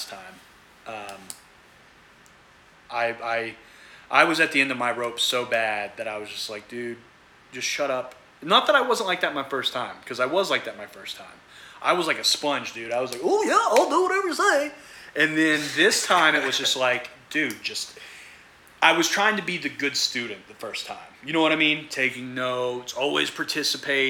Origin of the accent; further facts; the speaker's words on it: Sophia, West Virginia, United States; moved away as an adult; also born or lived in Tampa, Florida / Washington, D.C.; I'm born and raised in Sophia, West Virginia